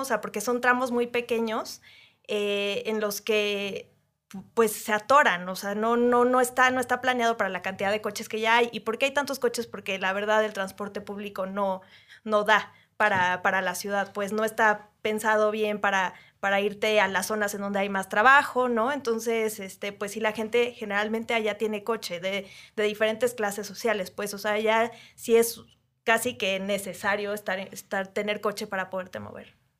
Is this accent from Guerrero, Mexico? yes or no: no; Querétaro, Mexico; now in Mexico City, Mexico; yo soy de esas queretanas que en realidad no nació ahí, pero viví ahí pues toda mi infancia igual. Yo nací aquí en la Ciudad de México, pero me fui a los dos años para allá